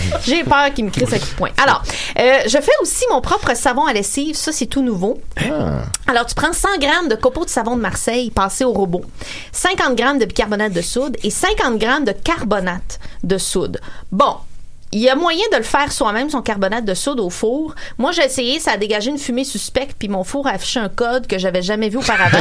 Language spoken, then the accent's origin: French; Sorel-Tracy, Quebec, Canada; je suis née, euh, à Sorel dans les années quatre-vingt